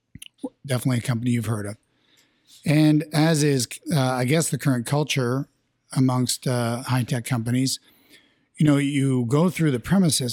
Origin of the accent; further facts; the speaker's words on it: Canada; We're Canadian, so we'll play hockey any chance we get.